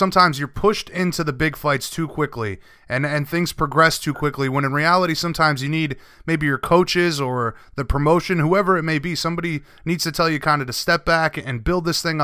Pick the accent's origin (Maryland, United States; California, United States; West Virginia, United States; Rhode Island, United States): Rhode Island, United States; I grew up in Rhode Island